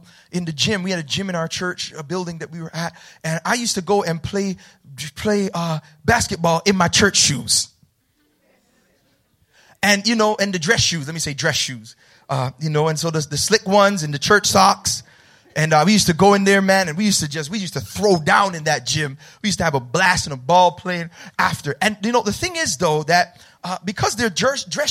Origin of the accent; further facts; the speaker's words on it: Mount Vernon, New York, United States; I grew up in the hood, y'all. I'm from Mount Vernon